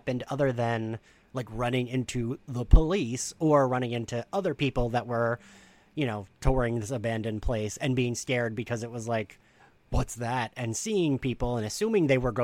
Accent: New Jersey, United States; my home state of New Jersey

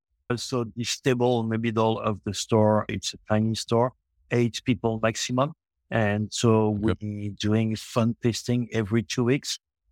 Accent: Montreal, Quebec, Canada; English is a second language; also born or lived in France; but I'm born in France, but I grew up in Quebec, Montreal, Canada.

